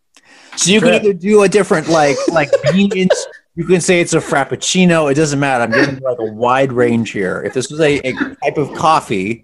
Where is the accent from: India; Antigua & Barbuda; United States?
United States; Portland; we're from Portland where we don't get a lot of snow, but we get a ton of ice every single year